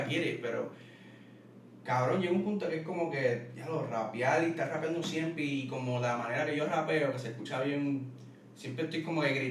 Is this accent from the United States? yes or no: yes; Wisconsin, United States; born there; yo nací en Wisconsin, ¿verdad?